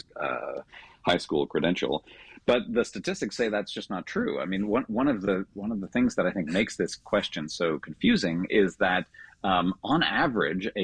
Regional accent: Canada; moved away; I grew up in Canada

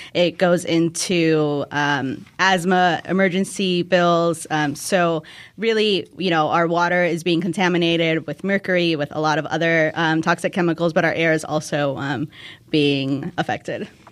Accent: Park City, Illinois, United States; I grew up in Park City

